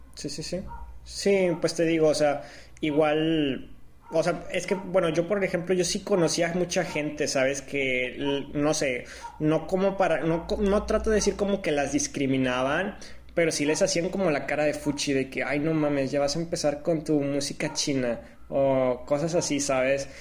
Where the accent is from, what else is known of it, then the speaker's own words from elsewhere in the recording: Mexico; nosotros como siendo mexicanos